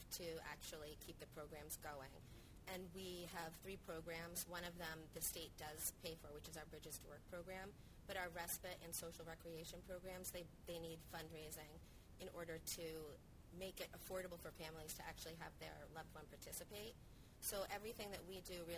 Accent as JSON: {"language": "English", "town": "Scituate", "region": "Massachusetts", "country": "United States", "tie": "born or raised there", "said": "I grew up in Scituate"}